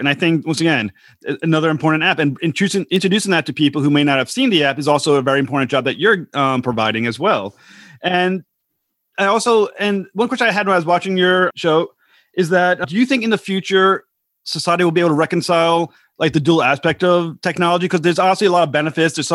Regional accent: United States; as an American

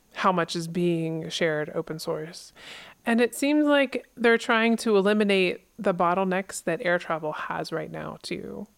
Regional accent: East Coast, United States; also born or lived in Pennsylvania; now in Alaska, United States; I'm from the East Coast

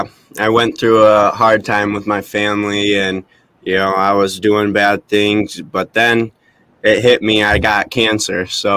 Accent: Lansing, Michigan, United States; So I was born and raised in Lansing. So I grew up there my whole life, living with my mom and dad and my brother. And well, we adopted two sisters too later in the run.

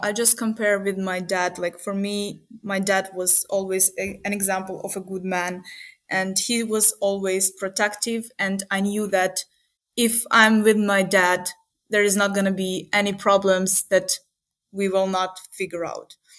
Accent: Uman, Cherkasy Oblast, Ukraine; moved away as an adult; also born or lived in Kyiv, Ukraine; now in Munich, Germany; my hometown is uman

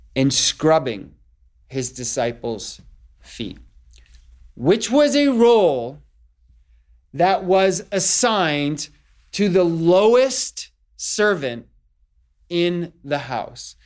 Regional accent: Northeast, United States; I'm from the Northeast.

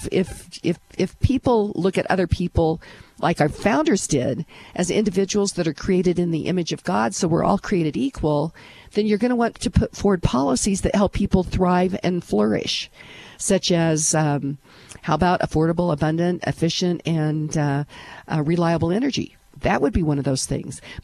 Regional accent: Western Kansas, United States; moved away; I'm from Western Kansas

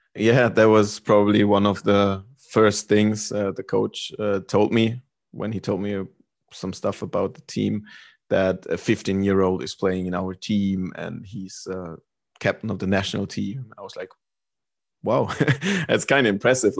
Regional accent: Germany; moved away as an adult; also born or lived in North Carolina, United States / Sweden; I lived in Germany. I'm from Germany

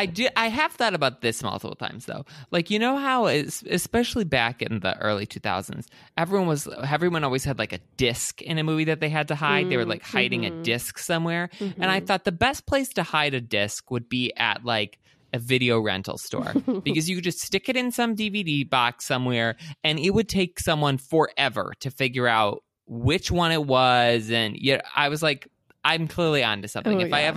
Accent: Michigan, United States; I did not go to college at Michigan State, but I grew up near Michigan State, and both my parents did

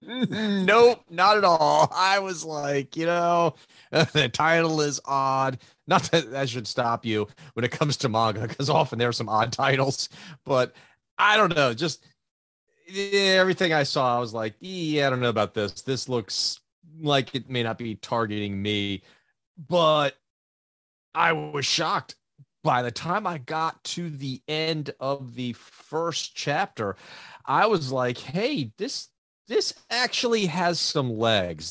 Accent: United States; we grew up in the States reading American comic books

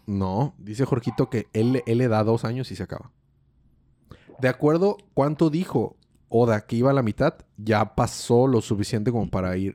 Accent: Mexico

